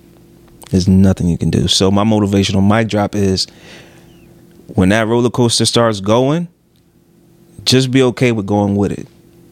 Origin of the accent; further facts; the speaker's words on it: Philadelphia, Pennsylvania, United States; I'm from Philly, dog.